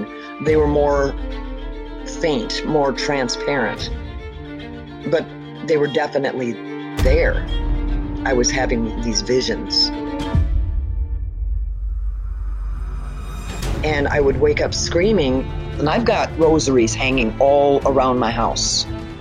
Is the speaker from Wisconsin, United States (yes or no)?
yes; Milwaukee, Wisconsin, United States; I was born in Milwaukee, Wisconsin